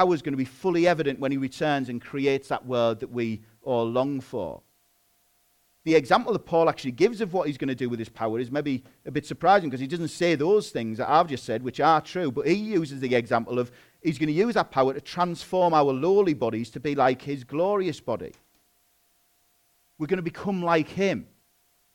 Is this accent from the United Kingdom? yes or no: yes; England, United Kingdom; I'm a British citizen